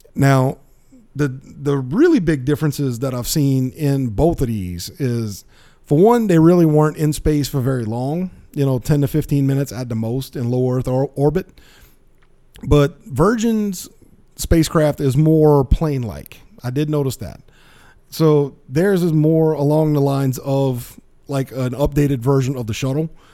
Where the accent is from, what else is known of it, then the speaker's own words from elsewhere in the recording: South Louisiana, United States; I'm from South Louisiana